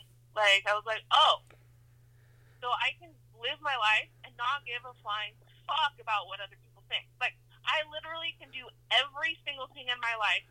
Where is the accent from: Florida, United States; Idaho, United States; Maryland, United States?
Idaho, United States; now in California, United States; I mean, I moved to California from Idaho.